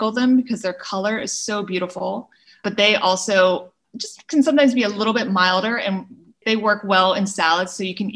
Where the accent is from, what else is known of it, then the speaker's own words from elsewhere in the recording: Pittsburgh, Pennsylvania, United States; moved away; I grew up in Pittsburgh